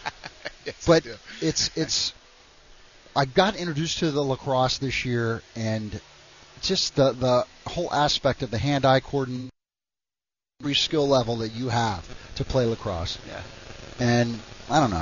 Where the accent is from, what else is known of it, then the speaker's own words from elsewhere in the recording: Oklahoma, United States; moved away as an adult; also born or lived in West Virginia; I grew up in Oklahoma.